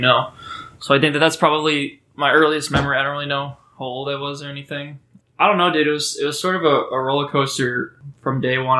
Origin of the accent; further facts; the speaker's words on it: Oregon, Ohio, United States; also born or lived in Memphis, Tennessee; I grew up for the most part in a small town called Oregon. That's a, in Ohio, the greatest state